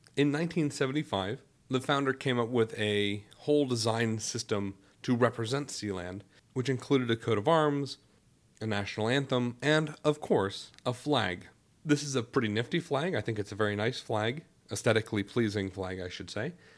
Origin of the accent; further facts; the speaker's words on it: Youngstown, Ohio, United States; moved away; I am originally from Youngstown, Ohio